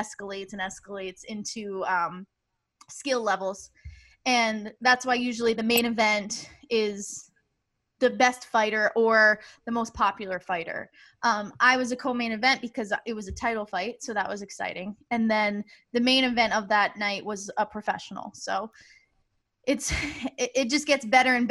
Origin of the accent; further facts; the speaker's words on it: Rhode Island, United States; I'm from Rhode Island